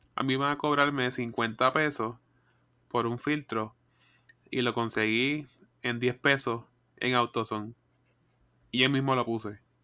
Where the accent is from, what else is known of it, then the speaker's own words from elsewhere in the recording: Coamo, Puerto Rico; yo soy de Cuamo